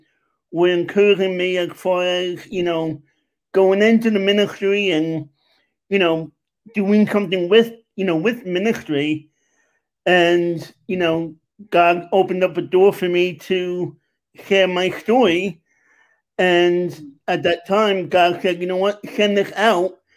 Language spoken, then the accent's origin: English; New York, United States; moved away as an adult; also born or lived in Long Island, New York; now in Pennsylvania, United States; I'm originally from New York, Queens, and Long Island